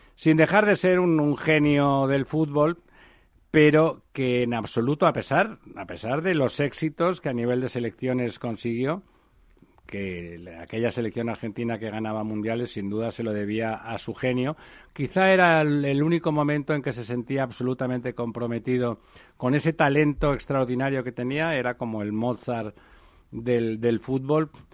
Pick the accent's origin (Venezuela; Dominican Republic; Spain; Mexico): Spain; Barcelona, Catalonia; yo soy de Barcelona y del Barça